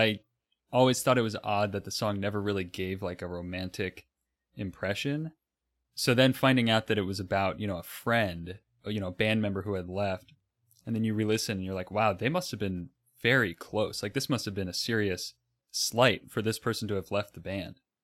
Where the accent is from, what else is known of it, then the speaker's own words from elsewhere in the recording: Florida, United States; I'm from Florida